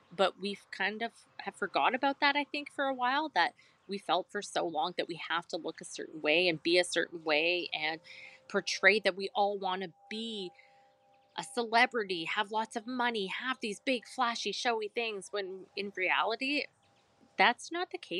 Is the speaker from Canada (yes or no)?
yes; Canada; we're Canadian.